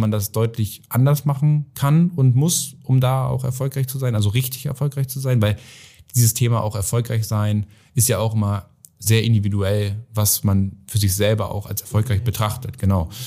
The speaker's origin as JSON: {"language": "German", "town": "Oldenburg", "region": "Lower Saxony", "country": "Germany", "said": "es ging dann ja von Miss Oldenburg, wir kommen jetzt aus Oldenburg"}